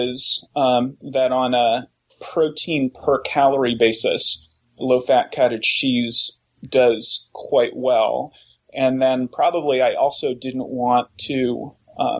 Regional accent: Oklahoma, United States; I grew up in Oklahoma

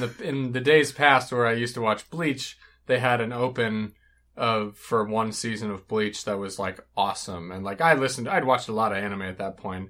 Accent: United States; as an American viewer

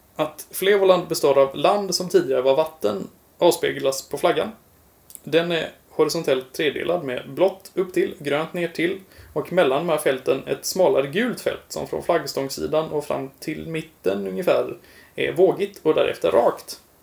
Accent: Sweden; som varandes svensk och van vid den svenska nationalsymbolen

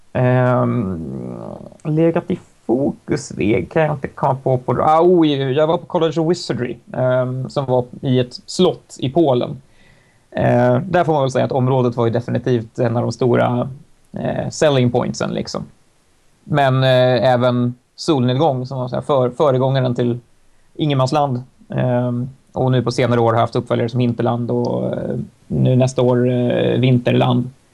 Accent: Stockholm, Stockholm County, Sweden; för mig som stockholmare

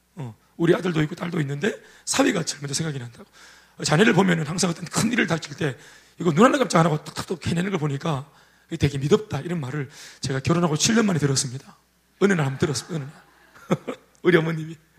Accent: Daegu, South Korea; 저는 정말 대구에서 컸지만, 도시에서 컸지만, 대도시, 대도시죠, 대구가.

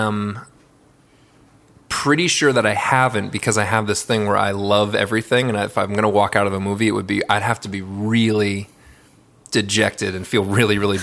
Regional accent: Vermont, United States; now in Ojai, United States; I'm from Vermont.

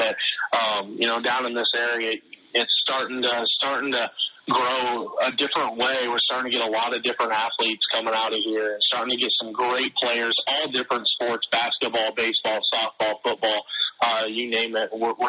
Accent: Osceola, Iowa, United States; also born or lived in Forest City, Iowa; I'm actually from Osceola, which is 33 miles to the east of Creston. Originally from there, born, raised, and went to school there. I still live in Osceola, actually, as well.

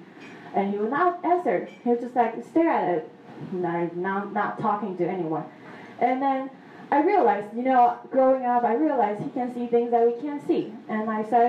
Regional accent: Taiwan; growing up in Taiwan, you know, a lot of superstitious things going on

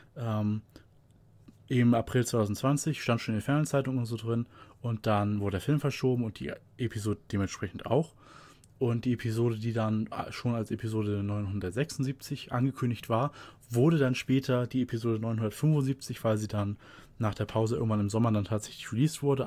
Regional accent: Germany; hier bei uns in Deutschland

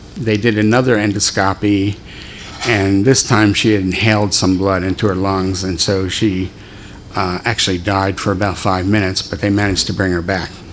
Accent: Philadelphia, Pennsylvania, United States; I was born in Philadelphia, raised there

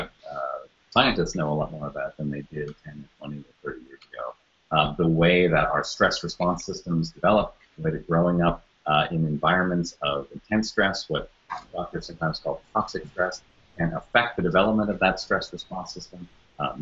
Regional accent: Toronto, Ontario, Canada; moved away as an adult; now in United States; I'm originally from Canada, from Toronto, that's where I grew up, and moved to the United States to be a journalist in my early 20s

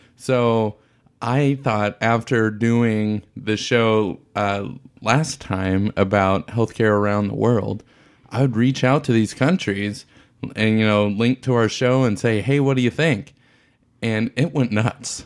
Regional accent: United States; as an American

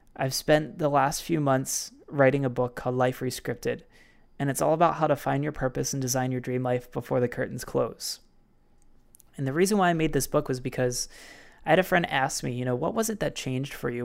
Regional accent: Baltimore, Maryland, United States; a fitness facility in Baltimore City in Maryland, my hometown

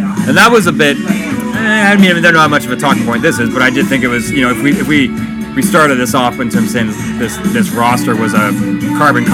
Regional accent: Canada; being a Canadian homer

